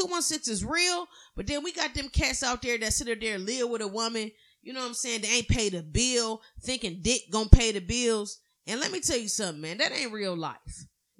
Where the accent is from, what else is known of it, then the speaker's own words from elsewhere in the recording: Cleveland, Ohio, United States; I'm from Miles. You know, Miles Avenue in Cleveland, Ohio.